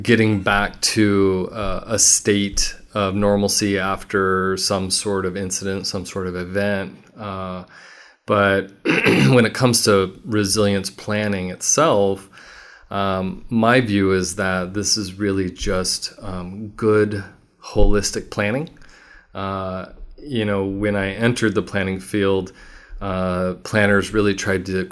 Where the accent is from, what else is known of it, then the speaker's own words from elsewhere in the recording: Walnut, California, United States; also born or lived in Santa Barbara, California / Chino Hills, California / Upland, California / Rancho Cucamonga, California; now in Riverside, United States; I grew up in a small suburb called Walnut, right by Cal Poly Pomona.